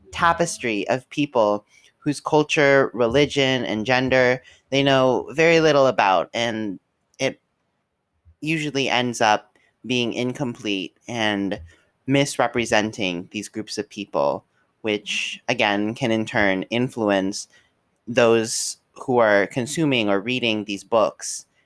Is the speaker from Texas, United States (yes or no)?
no; Kentucky, United States; the education system in Kentucky, as that's where we're all from